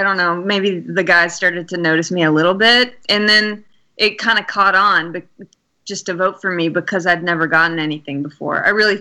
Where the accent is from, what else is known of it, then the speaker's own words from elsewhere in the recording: Alabama, United States; I'm from Alabama.